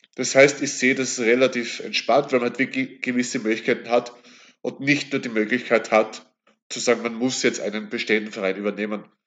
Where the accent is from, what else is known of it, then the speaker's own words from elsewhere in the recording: Kapfenberg, Styria, Austria; also born or lived in Graz; bin dann wieder in meine Heimatregion zurück und eben dem KSV auf diese Weise eben auch verbunden